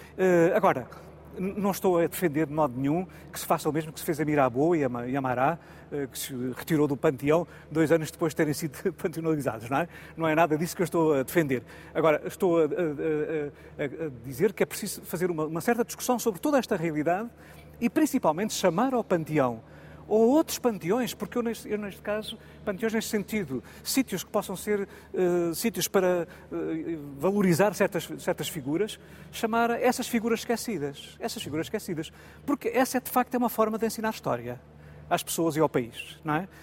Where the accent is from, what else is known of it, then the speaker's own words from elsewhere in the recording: Portugal; sinto como português, como português comum